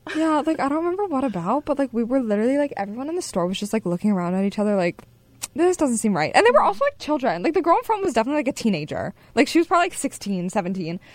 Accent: Hershey, Pennsylvania, United States; moved away; my hometown a lot, and like it was such a nice place to like grow up

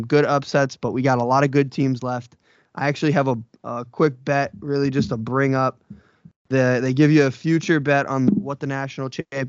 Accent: New Jersey, United States; We're from New Jersey

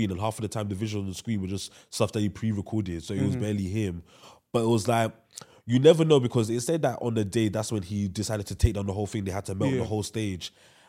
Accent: United Kingdom; we in the UK, we're English speaking country as well, we want to appeal to the American audience because we feel like that's where music should dominate.

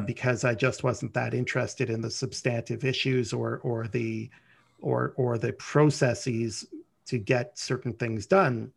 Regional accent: Ottawa, Ontario, Canada; also born or lived in Montreal; I was born and raised in Ottawa

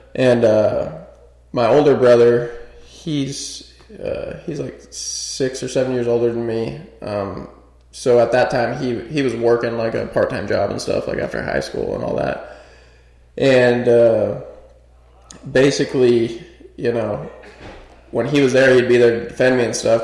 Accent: Nevada, United States; also born or lived in Northridge, California; I grew up in a small little country town outside of Vegas.

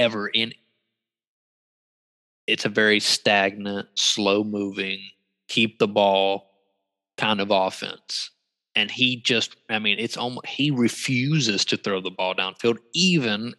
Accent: North Carolina, United States; we're both from North Carolina

